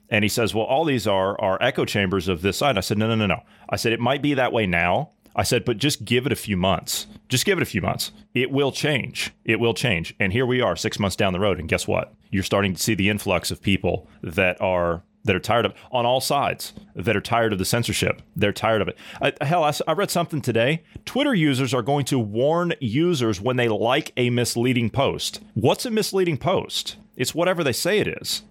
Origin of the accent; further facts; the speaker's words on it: Southeast Ohio, United States; moved away; I grew up in Southeast Ohio on a, uh, uh, on the Ohio River